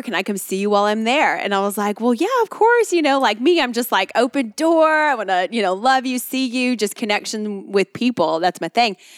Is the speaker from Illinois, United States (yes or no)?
no; Albuquerque, New Mexico, United States; moved away as an adult; also born or lived in Lubbock, Texas / Dallas, Texas; now in Austin, United States; So I grew up in Albuquerque, New Mexico. Born and raised in Albuquerque in the mountains.